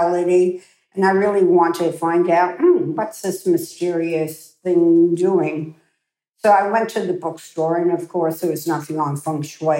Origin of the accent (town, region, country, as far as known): United States